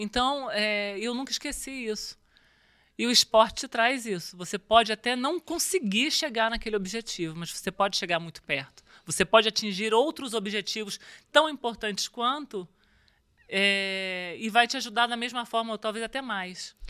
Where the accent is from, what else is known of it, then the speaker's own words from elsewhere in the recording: Rio de Janeiro, Brazil; Eu, eu nasci no Rio, comecei a jogar vôlei aos 12